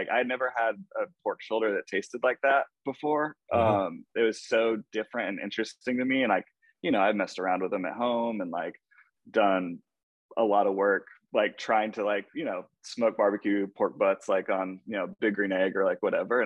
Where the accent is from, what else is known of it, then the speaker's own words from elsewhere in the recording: Atlanta, Georgia, United States; also born or lived in New Jersey / Savannah / Lilburn; I grew up in Atlanta.